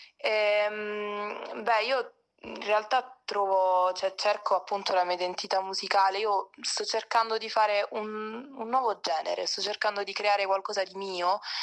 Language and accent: Italian; Altamura, province of Bari, Apulia, Italy; moved away as an adult; now in Rome, Italy; vengo dal Tamura in provincia di Bari. Adesso mi sono trasferita da poco a Roma